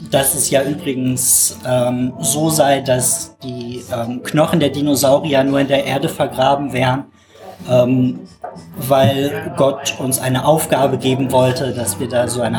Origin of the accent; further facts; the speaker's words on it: Rhineland, Germany; Ich muss allerdings dazu sagen, ähm, eigentlich bin ich Rheinländer und äh, darum ganz harmlos.